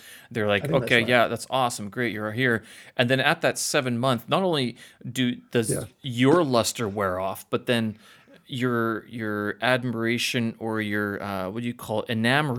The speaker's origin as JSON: {"language": "English", "town": "Winnipeg", "region": "Manitoba", "country": "Canada", "tie": "born or raised there", "moved": "yes", "lives_now": "Beijing, China", "said": "my hometown only 700,000 people."}